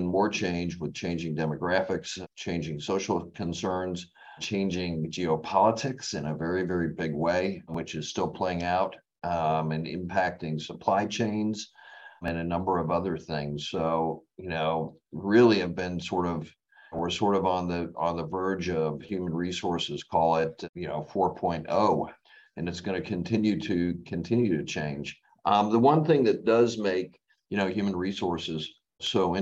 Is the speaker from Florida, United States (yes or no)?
yes; West Palm Beach, Florida, United States; also born or lived in Massachusetts / New Jersey / DeLand, Florida / Auburn, Alabama; I grew up in West Palm Beach, Florida, after living in the Northeast, Massachusetts and New Jersey for, the first 5 years of my life